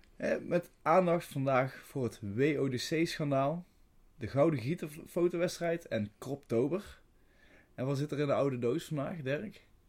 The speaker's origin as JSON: {"language": "Dutch", "town": "Veldhoven", "region": "North Brabant", "country": "Netherlands", "tie": "born or raised there", "moved": "as an adult", "lives_now": "Tilburg, Netherlands", "said": "Ik kom uit Veldhoven, geboren in Veldhoven. Ik woon nu woonachtig in eh, Tilburg"}